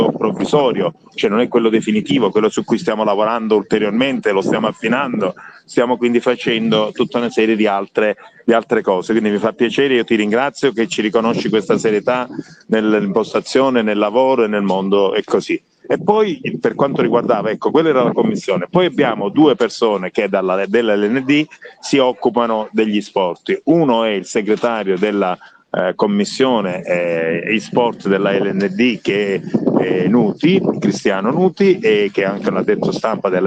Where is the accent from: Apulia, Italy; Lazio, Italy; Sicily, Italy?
Sicily, Italy; Agrigento; Io sono un siciliano, quindi come, come sei tu, e quindi sì. sono un agrigentino